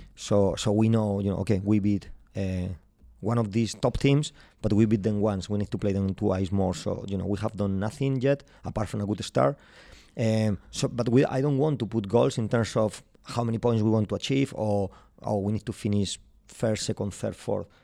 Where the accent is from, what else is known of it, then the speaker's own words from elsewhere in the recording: Madrid, Community of Madrid, Spain; English is a second language; moved away as an adult; now in Glasgow, United Kingdom; I'm from Madrid